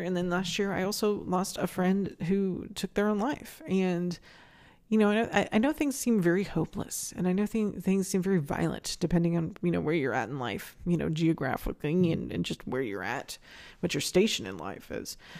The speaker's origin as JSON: {"language": "English", "region": "Northern California", "country": "United States", "tie": "born or raised there", "moved": "as an adult", "lives_now": "Phoenix, United States", "said": "when I was in my, my late teens growing up in Northern California"}